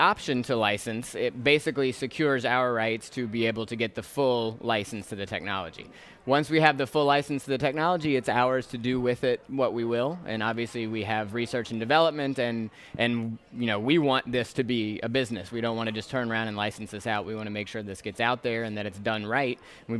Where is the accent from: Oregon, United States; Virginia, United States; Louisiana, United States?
Louisiana, United States; New Orleans; also born or lived in Atlanta; So I'm originally from the New Orleans area. I actually, my family moved around a little bit, so I went to high school in Atlanta